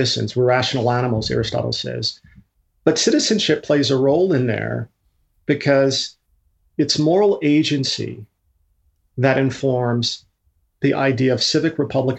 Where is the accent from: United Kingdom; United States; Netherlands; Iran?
United States; Colorado; I was raised in Colorado